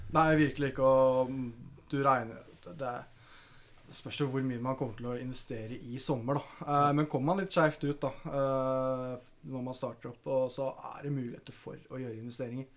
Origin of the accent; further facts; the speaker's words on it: Lørenskog, Akershus, Norway; jeg er fra Lørenskog